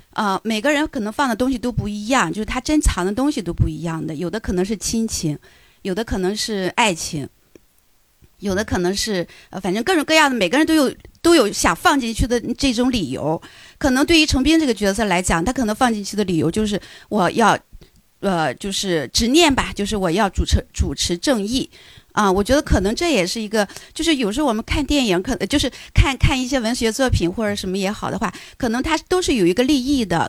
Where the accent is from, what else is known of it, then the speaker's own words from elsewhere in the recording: Qingdao, Shandong, China; accent: Qingdao; 因为咱们俩是老乡，我是嗯。青岛人